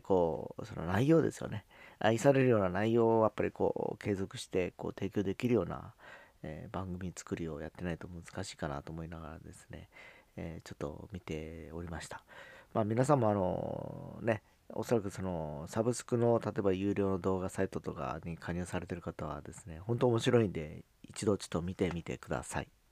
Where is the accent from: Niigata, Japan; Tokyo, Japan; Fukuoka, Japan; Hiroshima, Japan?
Fukuoka, Japan; 地元福岡